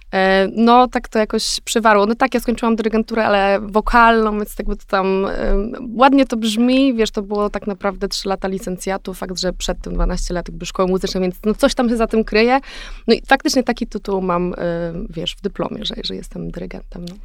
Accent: Szczecin, West Pomeranian Voivodeship, Poland; moved away; also born or lived in Warsaw; Szczecin, wiesz, z którego się, jakby, skąd jestem

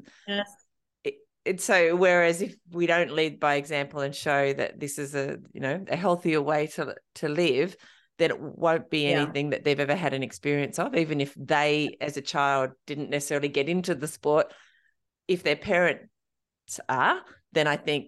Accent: Australia; even as an Australian runner, that's a big goal.

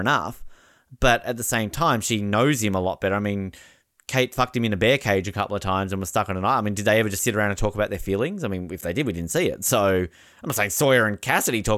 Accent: Tasmania, Australia; accent: Australian; I'm from Tasmania.

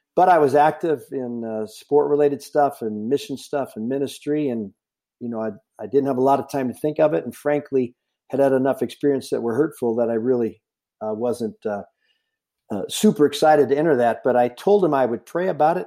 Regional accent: Lodi, California, United States; also born or lived in North Dakota; I grew up and lived all my youth in, uh, Northern California, a city called Lodi

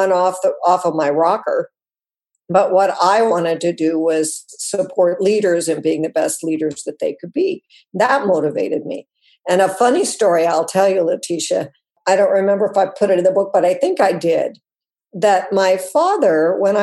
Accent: Wyoming, United States; I grew up mostly in Wyoming

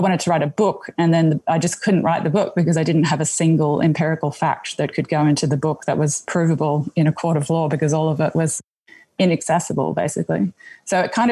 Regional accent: Gooreng Gooreng country, East Coast, Queensland, Australia; moved away; also born or lived in Alice Springs, Australia; I grew up on Gurangurang country on the East Coast in a small port town, which has quite a significant relationship to the mineral wealth that gets exported from the north of the country. It was a huge coal port before it became a gas port.

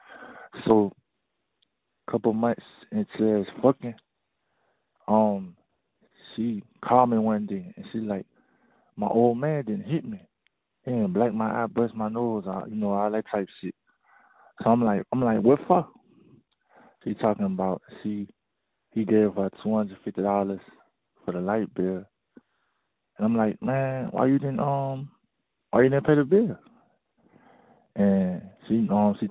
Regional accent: New Orleans, Louisiana, United States; I'm from New Orleans, Louisiana

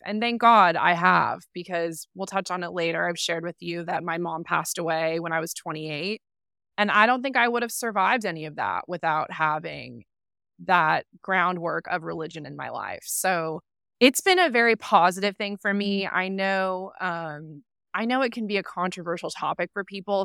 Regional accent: San Clemente, California, United States; So I grew up in San Clemente, California, little beach town um, near Laguna

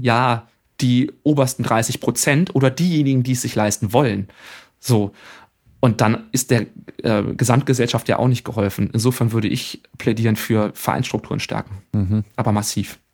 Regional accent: Germany; bei uns in Deutschland

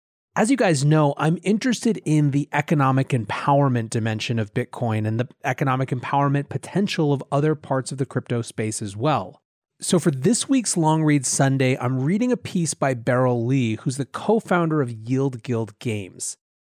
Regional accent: Philippines; English is a second language; I am from the Philippines, born and raised, and over here just 23% of adults have a bank account.

